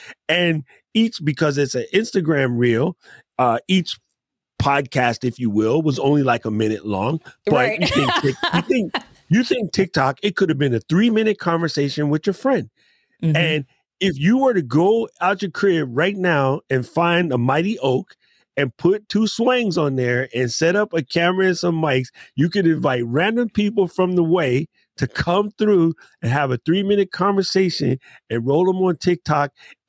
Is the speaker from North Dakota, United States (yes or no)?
no; New York, United States; I'm from New York.